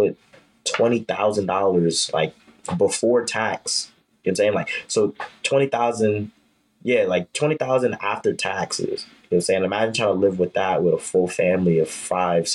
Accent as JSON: {"language": "English", "town": "New York City", "region": "New York", "country": "United States", "tie": "born or raised there", "also_born_or_lived": "Harlem, Manhattan", "said": "I was born in Harlem, but I was raised in Brooklyn. So I really stayed in Brooklyn my whole life."}